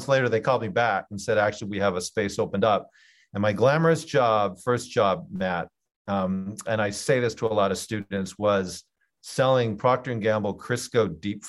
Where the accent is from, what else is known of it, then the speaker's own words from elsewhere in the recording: Canada; moved away as an adult; also born or lived in Geneva, Switzerland; I'm Canadian